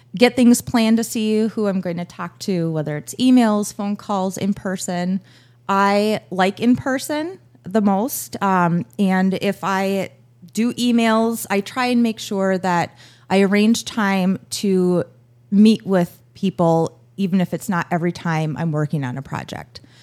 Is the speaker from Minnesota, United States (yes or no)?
yes; Buffalo, Minnesota, United States; also born or lived in Las Vegas / Waconia; now in Annandale, United States; I grew up in Buffalo. Uh, both my husband and I graduated from Buffalo High School